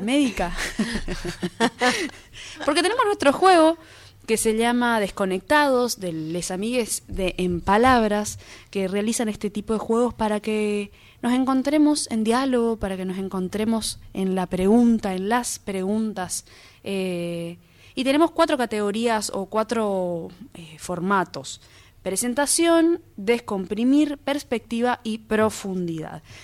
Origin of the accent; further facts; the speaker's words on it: Argentina; como argentinos